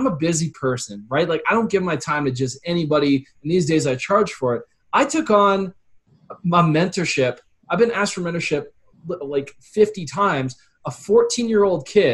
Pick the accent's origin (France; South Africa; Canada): Canada; Calgary, Alberta; I was from Calgary